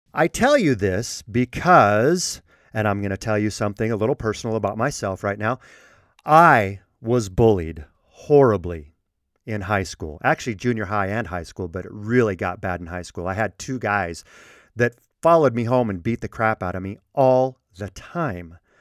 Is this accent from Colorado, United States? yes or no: yes; Colorado, United States; I was raised in Colorado